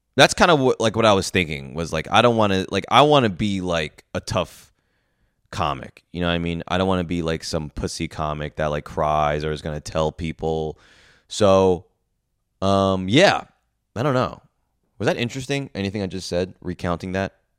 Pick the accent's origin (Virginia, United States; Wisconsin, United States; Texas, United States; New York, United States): New York, United States; I'm this New York guy coming into the, the south